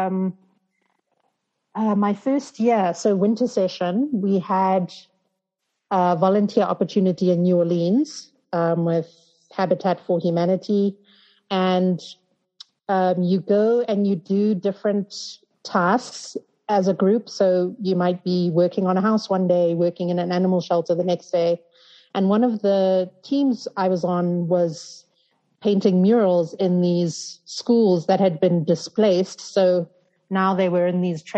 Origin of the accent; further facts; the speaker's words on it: Zimbabwe; moved away as an adult; also born or lived in United States; growing up in Zim